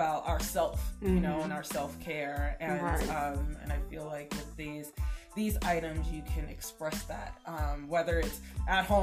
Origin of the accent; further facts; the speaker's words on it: New York, United States; moved away; I'm originally from New York